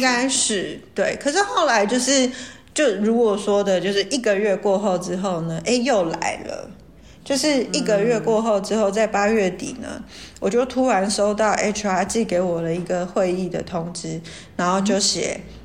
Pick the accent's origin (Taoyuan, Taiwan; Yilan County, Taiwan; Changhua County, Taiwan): Taoyuan, Taiwan; 我大学毕业第一家是在桃园